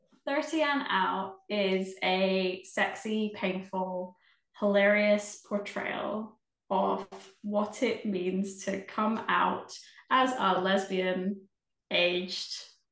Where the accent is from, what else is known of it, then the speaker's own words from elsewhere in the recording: Scotland, United Kingdom; I'm from Scotland, so trying to tap into those networks.